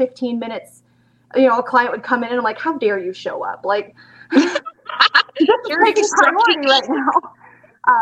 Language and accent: English; Canada; moved away as an adult; now in London, Canada; I'm from London, Ontario, Canada. I always say it's the crummy London, not the fun London. I'm originally from a small town of about 400 people